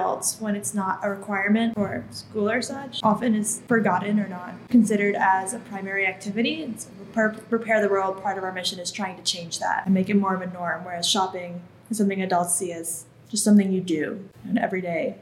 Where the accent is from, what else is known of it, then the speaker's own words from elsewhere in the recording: Northeast, United States; now in Philadelphia, United States; I'm originally from the Northeast.